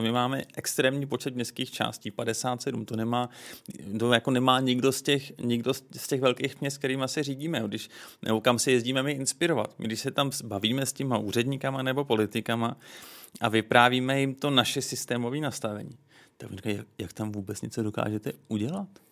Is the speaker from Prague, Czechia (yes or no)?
yes; Prague, Czechia; Já jsem vyrůstal v ulicích Vinohrad